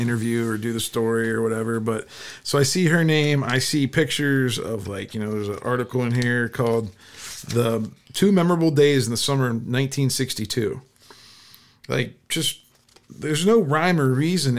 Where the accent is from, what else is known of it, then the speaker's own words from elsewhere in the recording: Canton, Ohio, United States; moved away as an adult; now in Pittsburgh, United States; I grew up in Canton